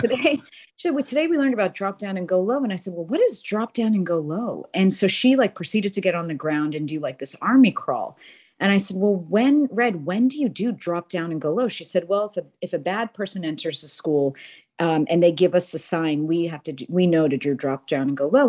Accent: Boston, Massachusetts, United States; moved away as an adult; now in Houston, United States; born and raised in Boston, but married a Texan and found myself in Houston, Texas in two thousand and four.

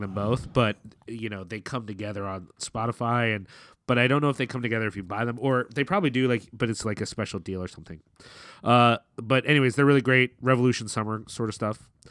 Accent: Philadelphia, Pennsylvania, United States; we're from Philly

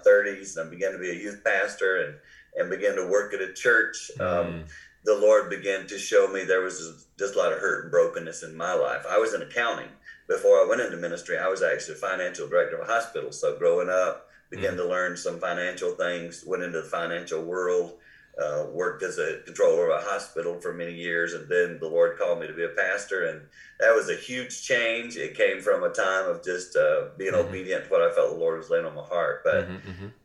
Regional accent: the Carolinas, United States; accent: Carolina; now in Michigan, United States; I grew up in the Carolinas, you can tell by my accent.

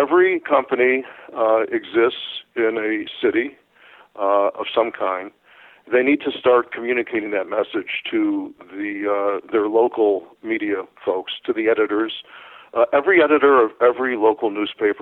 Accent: Chicago, Illinois, United States; I'm from Chicago

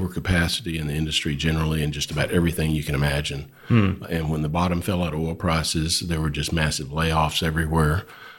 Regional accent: Nocona, Texas, United States; I grew up in North Texas.

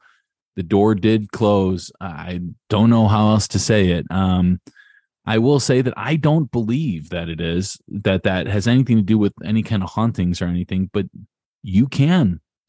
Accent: Chicago, Illinois, United States; I'm a Southside Chicago boy

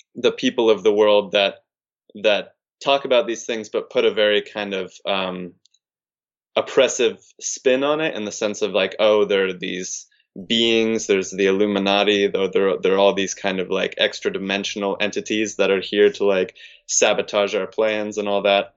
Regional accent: California, United States; moved away; I'm from California

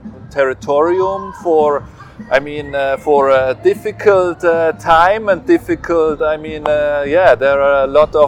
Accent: Zurich, Switzerland; I am born and raised in Zurich, Switzerland

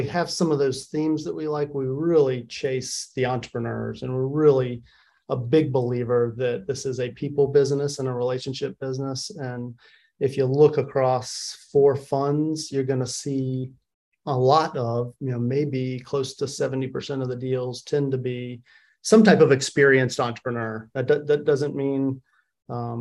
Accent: Wilmington, North Carolina, United States; now in Triangle area, North Carolina, United States; I'm from Wilmington, North Carolina. Grew up in a middle-class family.

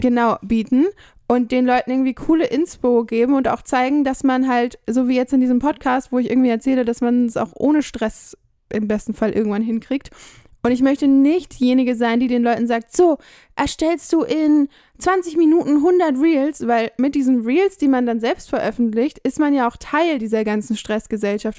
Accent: Germany; moved away; als Deutscher

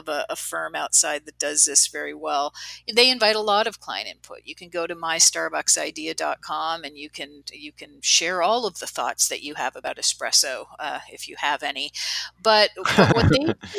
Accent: Canada; I'm Canadian

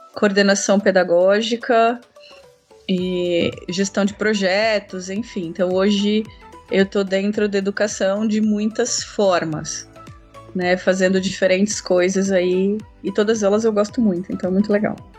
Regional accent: São José dos Campos, São Paulo, Brazil; also born or lived in Minas Gerais; Eu é, vim para São José dos Campos, criança ainda, estudei em Taubaté, fiz faculdade em Taubaté

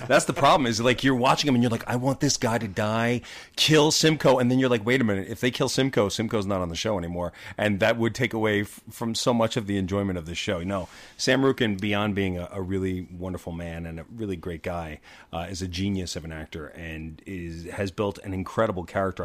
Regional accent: Long Beach, New York, United States; I grew up in Long Beach, Long Island

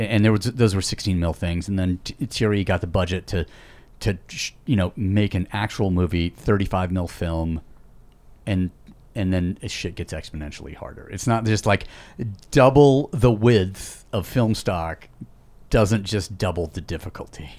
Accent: Yosemite, California, United States; I was born in Yosemite

